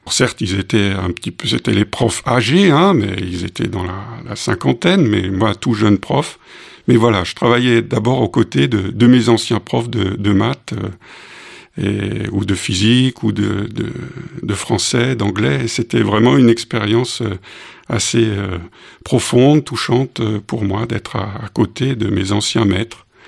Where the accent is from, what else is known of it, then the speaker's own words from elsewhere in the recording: Collonges-sous-Salève, Auvergne-Rhône-Alpes, France; also born or lived in Cameroon / Strasbourg / Mulhouse, Alsace; j'étais dans les valises et je, je suis arrivé dans, sur ce campus comme étudiant